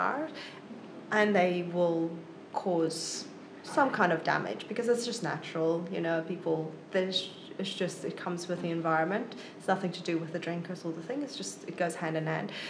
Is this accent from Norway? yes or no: no; South Africa; moved away as an adult; now in Wellington, New Zealand; South Africa.